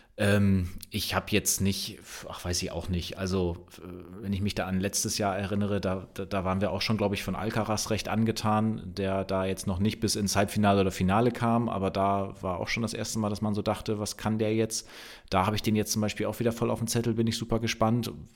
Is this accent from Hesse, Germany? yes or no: no; Bremen, Germany; für mich als Bremer